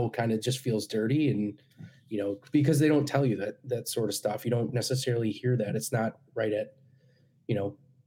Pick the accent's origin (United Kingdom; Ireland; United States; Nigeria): United States; as an American